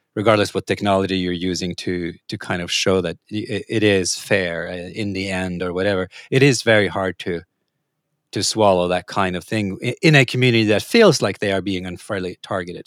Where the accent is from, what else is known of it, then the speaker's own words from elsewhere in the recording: Norway; moved away; I come from a, a, I'm a country originally, Norway